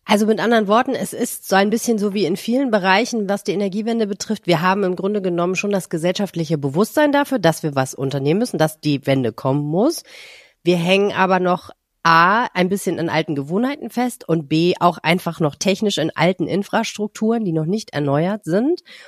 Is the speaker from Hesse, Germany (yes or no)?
no; Hamburg, Germany; Ich bin ja auch in Hamburg geboren